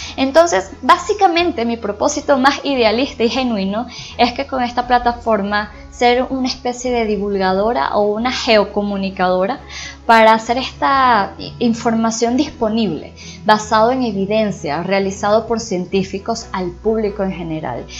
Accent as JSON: {"language": "Spanish", "country": "Venezuela", "said": "Inicialmente soy venezolana"}